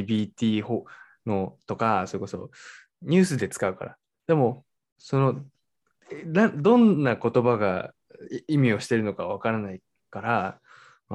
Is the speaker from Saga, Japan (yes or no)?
no; Fujisawa, Kanagawa, Japan; moved away; 僕はね、もう江ノ島っていう町出身だから